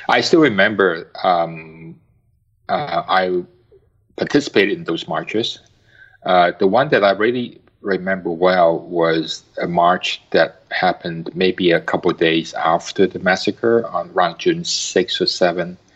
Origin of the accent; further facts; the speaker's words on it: Hong Kong; also born or lived in Singapore / Japan; now in United States; I was born in Hong Kong to parents who were native Hong Kongers.